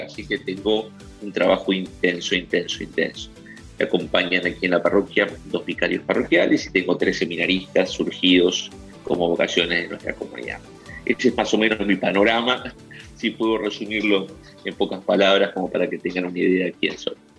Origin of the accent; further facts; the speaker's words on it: Argentine interior, Argentina; moved away as an adult; now in Buenos Aires, Argentina; nací en la ciudad de Buenos Aires, soy de familia del interior. Siendo chico me fui eh, junto con mi familia a vivir a aquel lugar del interior donde terminé mis estudios secundarios